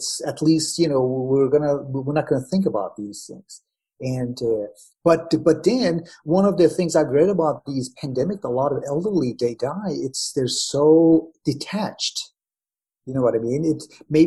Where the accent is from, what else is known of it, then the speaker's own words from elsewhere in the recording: Iran; moved away; I'm from Iran